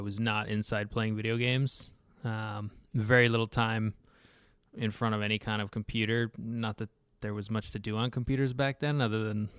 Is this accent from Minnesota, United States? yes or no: no; San Diego, California, United States; also born or lived in Seattle area, Washington; I moved around a bit. So I started off growing up in San Diego, went from San Diego to the Seattle area.